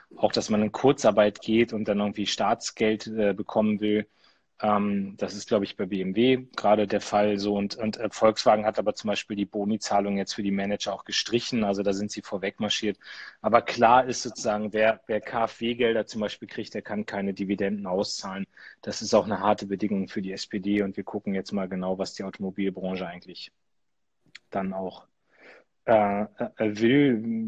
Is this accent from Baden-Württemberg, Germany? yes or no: no; Lower Saxony, Germany; bei uns in Niedersachsen